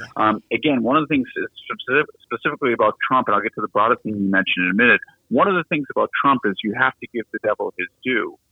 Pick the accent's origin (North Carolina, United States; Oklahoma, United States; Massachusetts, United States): Massachusetts, United States; Boston; moved away; as my accent gives away, I'm born and raised in the city of Boston